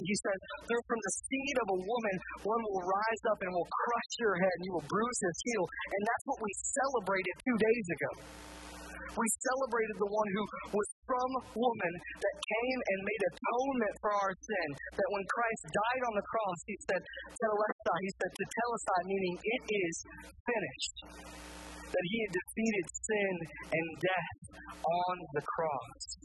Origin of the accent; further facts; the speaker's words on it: Indiana, United States; now in Kentucky, United States; I'm from Indiana. And being from Indiana